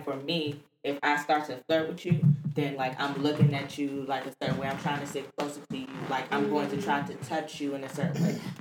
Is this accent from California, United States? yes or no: no; Washington, District of Columbia, United States; I'm a DC native